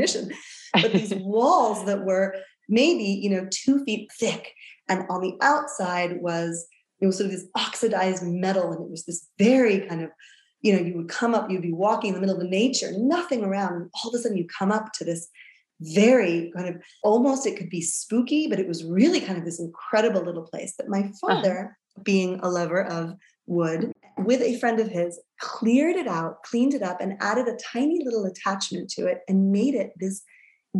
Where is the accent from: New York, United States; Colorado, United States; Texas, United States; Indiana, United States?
New York, United States; moved away; I was born and raised in New York